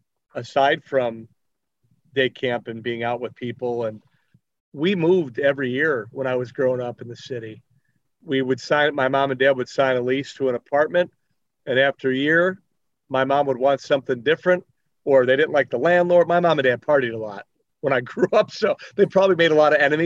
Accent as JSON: {"language": "English", "town": "Chicago", "region": "Illinois", "country": "United States", "tie": "born or raised there", "said": "I grew up in the Belmont Cragen neighborhood, Portage Park, kind of like that whole area."}